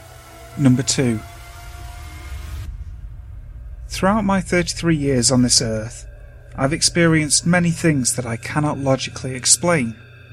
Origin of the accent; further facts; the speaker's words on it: California, United States; The house I grew up in was in the Central Valley of California, and I believed it to be haunted.